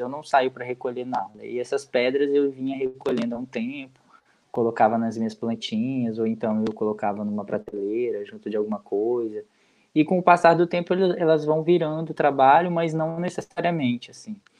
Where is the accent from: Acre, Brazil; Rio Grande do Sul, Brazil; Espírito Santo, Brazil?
Espírito Santo, Brazil; João Neiva; nós do bairro onde eu moro, onde eu cresci e vivi praticamente toda a minha vida lá, é, que é o bairro Crubixá